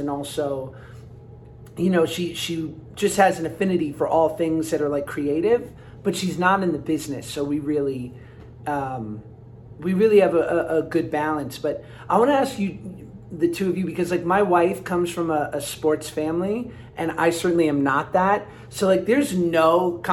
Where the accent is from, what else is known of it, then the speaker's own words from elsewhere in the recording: New York, United States; I'm from New York.